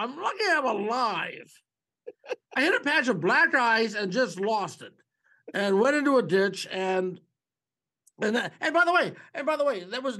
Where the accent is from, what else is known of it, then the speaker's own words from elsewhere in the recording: Canada; But I'm here because I'm Canadian.